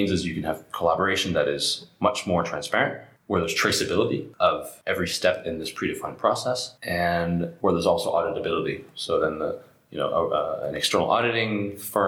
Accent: Canada; now in France; I'm a Canadian

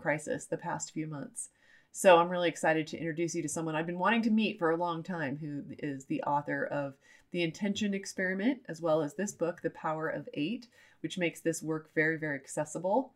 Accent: United States; I'm an American

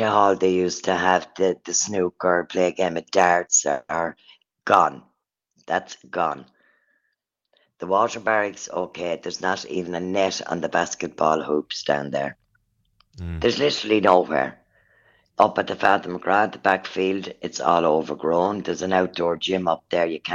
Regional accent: Kilkenny, Leinster, Ireland; I am from Father Albert, like in Kilkenny, just up there at Hotel Kilkenny

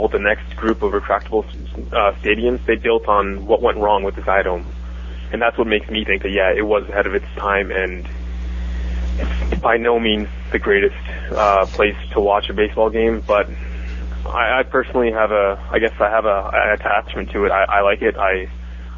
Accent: Toronto, Ontario, Canada; pretty much raised in Toronto, as Canadian as they come and as Torontonian as they come

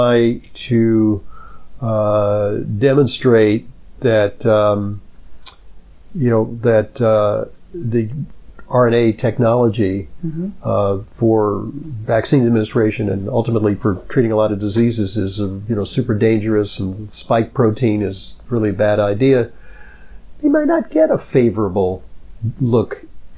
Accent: Los Angeles, California, United States; I grew up in Los Angeles, which gets very hot

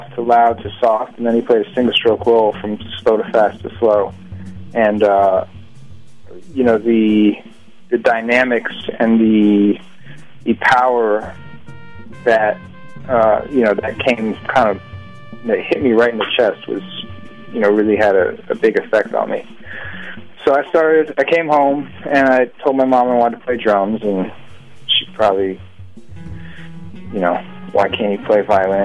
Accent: Boston, Massachusetts, United States; I grew up in Boston

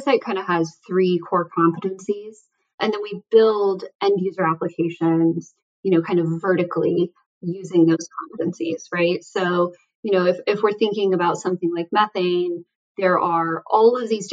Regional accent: Southern New Mexico, United States; moved away; also born or lived in California; I grew up in Southern New Mexico.

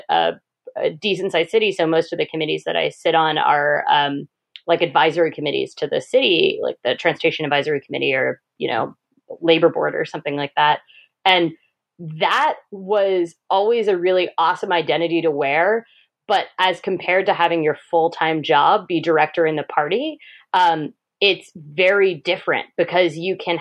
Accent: Midwest, United States; moved away as an adult; now in Oregon, United States; I'm from the Midwest, and I was, you know, just spinning my wheels in a grocery store in the Midwest

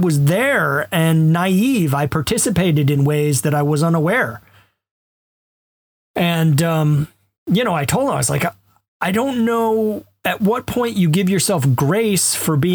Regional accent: Alabama, United States; I'm a white guy who grew up middle class in Alabama

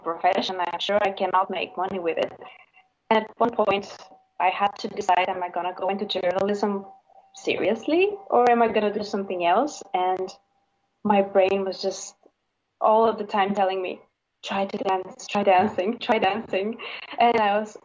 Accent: Bulgaria; I'm from Bulgaria.

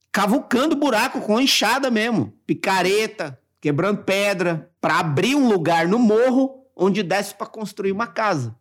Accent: Mauá, São Paulo, Brazil; eu nasci no Jardim Zaira 4, em Mauá.

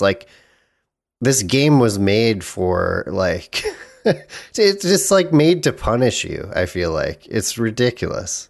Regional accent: United States; as an American

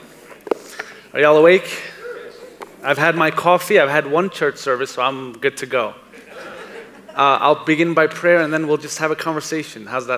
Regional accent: New York City, New York, United States; I was born in Brooklyn, New York.

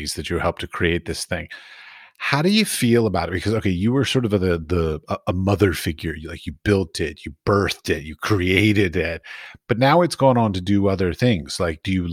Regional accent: Washington, District of Columbia, United States; I grew up in Washington, D.C.

